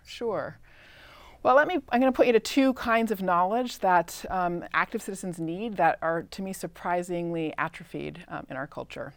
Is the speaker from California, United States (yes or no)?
yes; Claremont, California, United States; I grew up in Southern California, Claremont